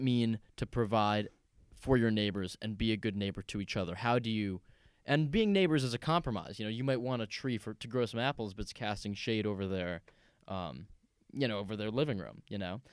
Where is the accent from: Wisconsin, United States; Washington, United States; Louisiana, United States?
Washington, United States; just outside Seattle; also born or lived in New York City; I grew up, um, just outside Seattle, Washington